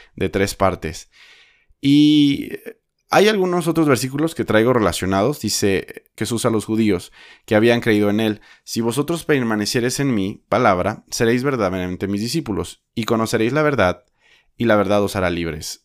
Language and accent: Spanish; Mexico; also born or lived in Guadalajara, Jalisco; soy mexicano